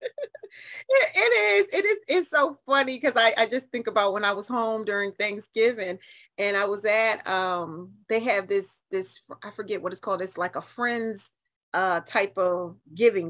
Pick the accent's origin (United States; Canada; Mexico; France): United States; New Haven, Connecticut; moved away as an adult; now in Atlanta, United States; I'm a Yankee and I'm proud of it. I'm from New Haven